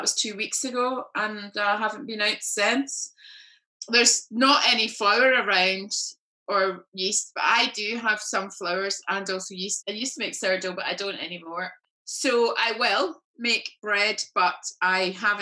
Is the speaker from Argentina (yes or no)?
no; Glasgow, Scotland, United Kingdom; now in London, United Kingdom; I'm from Glasgow and my family are in Glasgow